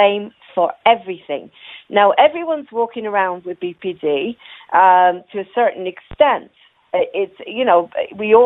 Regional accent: Israel; also born or lived in Ireland; now in England; I was born in Ireland, and I grew up in Israel

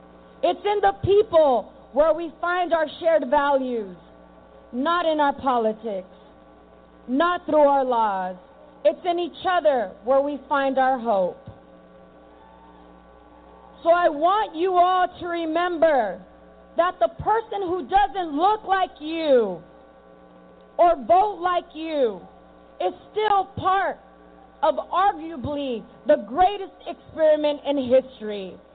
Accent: New York City, New York, United States; born there; I was born in Harlem in New York City in the 1980s when the crack epidemic tore through our communities and destroyed our families.

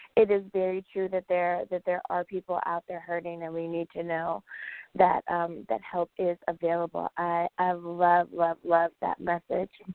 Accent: United States

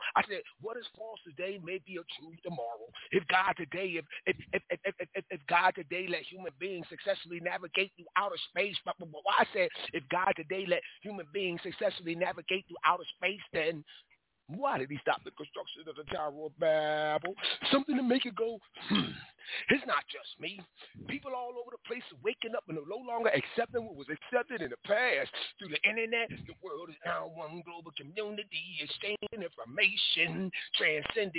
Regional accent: Philadelphia, Pennsylvania, United States; now in Pittsburgh, United States; I'm from Phili. So I'm like, I live in Pittsburgh right now, but I'm from Philadelphia

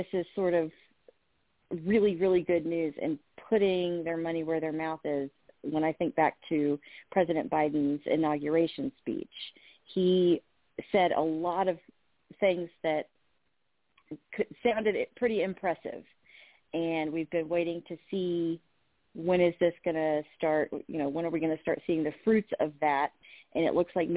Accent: Louisville, Kentucky, United States; my hometown's police department, Louisville Metro Police

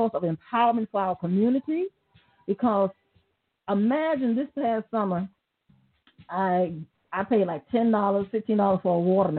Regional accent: Mississippi, United States; now in Oklahoma, United States; I was raised in Mississippi.

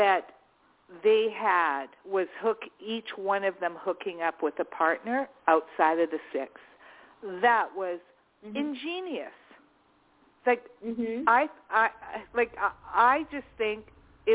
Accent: Alberta, Canada; I'm Canadian, too

